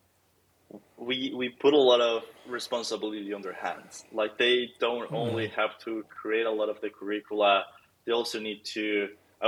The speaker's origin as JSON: {"language": "English", "country": "Mexico", "said": "I'm from Mexico"}